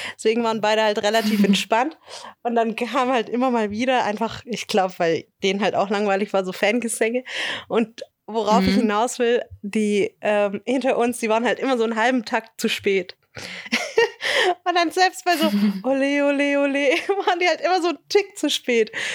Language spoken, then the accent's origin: German; near Tübingen, Baden-Württemberg, Germany; ich komme ja aus der Nähe von Tübingen